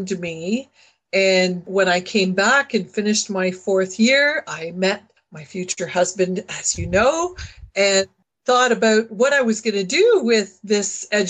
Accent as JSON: {"language": "English", "region": "Northern Ontario", "country": "Canada", "also_born_or_lived": "London, Ontario", "moved": "as an adult", "said": "I was from Northern Ontario. I went to a French high school."}